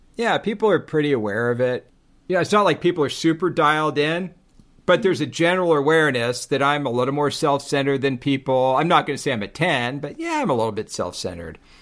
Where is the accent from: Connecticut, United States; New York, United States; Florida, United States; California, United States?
California, United States; Laguna Beach; I'm from Laguna and I'm a surfer.